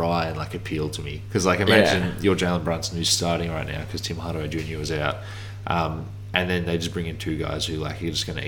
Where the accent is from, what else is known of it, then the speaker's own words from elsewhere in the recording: Australia; I'm Australian